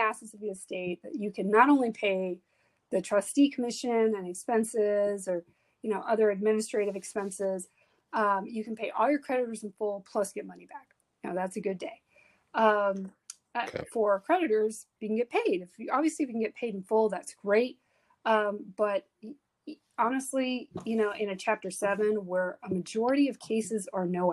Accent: South Texas, United States; also born or lived in Houston, Texas; I was raised in South Texas from the time I was seven.

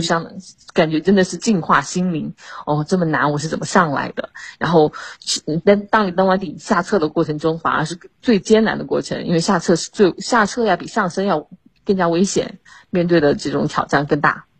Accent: China; 作为中国人，然后作为校友

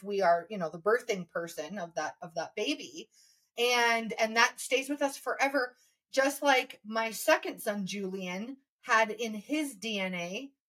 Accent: Indonesia; when I was living in Indonesia, because we grew up in Indonesia in the 90s, um, and then I moved back as a 25 year old to Jakarta.

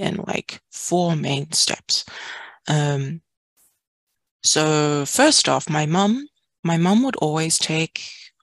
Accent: New Zealand; moved away as an adult; also born or lived in Washington, United States; now in San Francisco, United States; I grew up in Aotearoa, New Zealand.

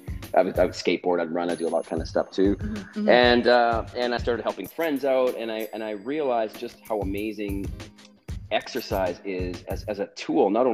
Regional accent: Western Canada, Canada; I'm from the West Coast, so from Western Canada

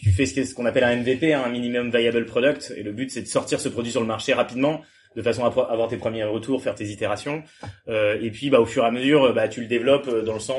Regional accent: Le Mans, Pays de la Loire, France; moved away as an adult; now in Toulouse, France; Euh, j'ai... Donc moi je viens du Mans, ensuite j'ai fait, j'ai fait prépa au Mans

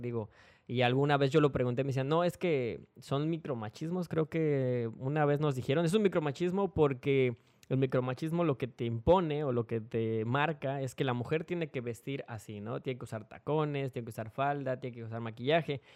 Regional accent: Mexico City, Mexico; moved away; soy de la Ciudad de México y pues la familia que yo tengo allá

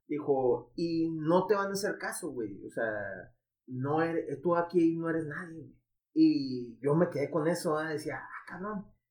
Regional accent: Ciudad Juárez, Chihuahua, Mexico; de Juárez

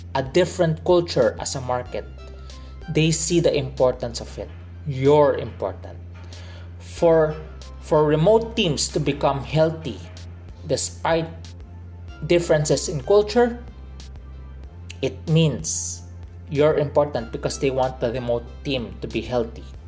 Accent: Philippines; By blood, I am Chinese. My dad is a second, well, he's not the first generation Chinese here in the Philippines, my mom is a first generation Chinese coming to the Philippines. So by blood, I am Chinese. But growing up, culturally, I am a Filipino

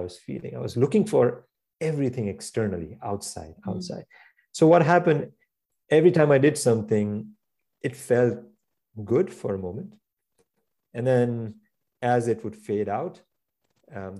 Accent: India; now in New York, United States; I grew up in India

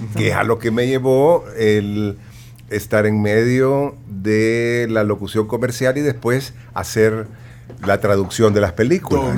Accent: San Miguel, El Salvador; accent: migueleño; yo nunca he logrado dejar mi acento migueleño

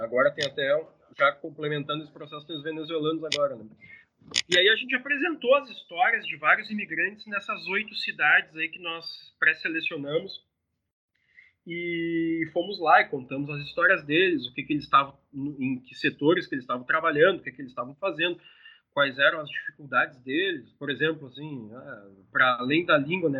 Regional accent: southern Brazil, Brazil; Para nós aqui que, que somos do sul do Brasil

